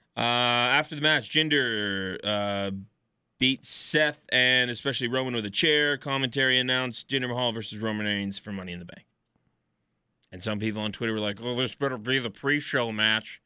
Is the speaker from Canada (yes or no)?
yes; Edmonton, Alberta, Canada; I'm a Canadian fellow from Edmonton and I don't have an accent.